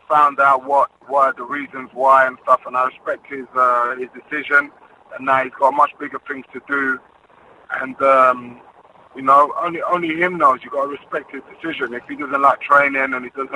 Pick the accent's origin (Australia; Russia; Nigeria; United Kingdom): United Kingdom; London; We're from London